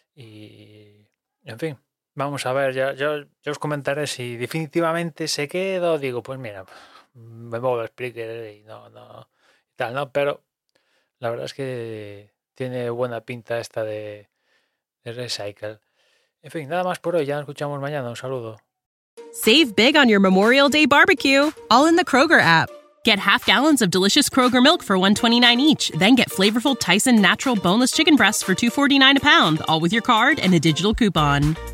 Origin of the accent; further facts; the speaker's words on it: Spain; aquí siendo español